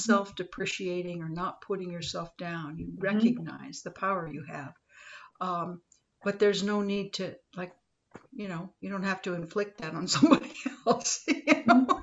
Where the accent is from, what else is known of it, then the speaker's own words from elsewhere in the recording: Los Angeles, California, United States; I grew up in Los Angeles